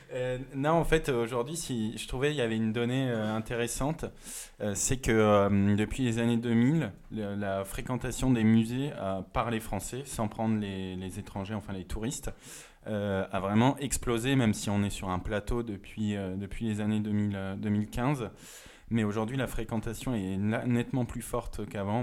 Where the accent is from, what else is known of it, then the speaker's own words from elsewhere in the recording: Moselle, Grand Est, France; now in Paris, France; je viens pas de Paris et que en Moselle les musées ne sont pas mm. légion